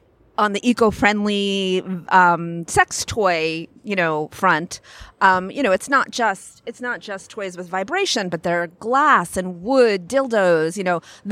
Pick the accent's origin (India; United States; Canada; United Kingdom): United States; Long Island, New York; No, I'm from Long Island, New York.